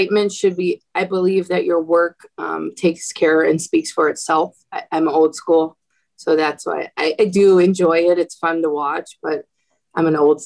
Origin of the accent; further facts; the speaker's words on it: Midwest, United States; now in Chicago, United States; I'm from the Midwest.